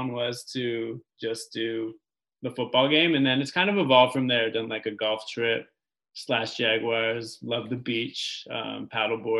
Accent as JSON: {"language": "English", "town": "Toronto", "region": "Ontario", "country": "Canada", "said": "We're both from Toronto, Canada"}